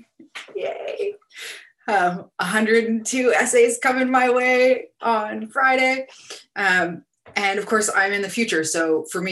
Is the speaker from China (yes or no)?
no; Canada; now in New Zealand; originally Canadian